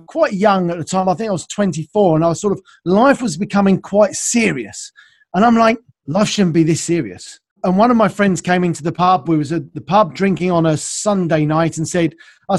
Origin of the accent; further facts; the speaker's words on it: United Kingdom; also born or lived in south of London; So based in London, now south of London here in the UK, you probably get that from my accent, I suppose. So yeah, we're based here in the UK, and yeah, I've lived here all my life